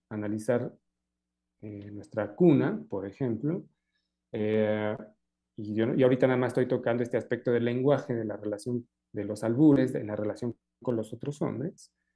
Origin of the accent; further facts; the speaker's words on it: Mexico; lo propio de cada uno de nosotros como mexicanos